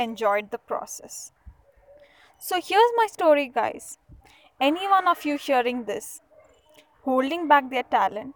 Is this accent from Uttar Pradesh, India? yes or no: no; Mysuru, Karnataka, India; I'm from Mysuru, the heritage city.